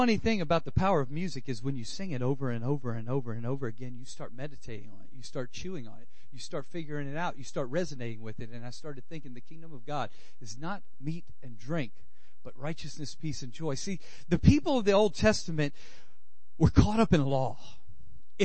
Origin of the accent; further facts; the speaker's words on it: Louisiana, United States; I'm from Louisiana. We grub. Us Cajuns know how to cook something